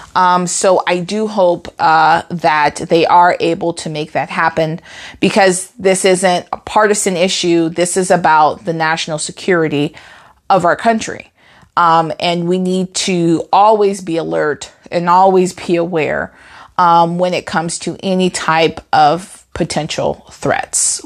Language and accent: English; United States; as an American, as a proud American